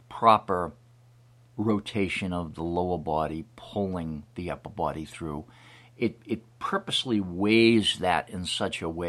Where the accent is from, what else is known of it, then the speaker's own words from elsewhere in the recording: Hanson, Massachusetts, United States; from Hanson, Massachusetts.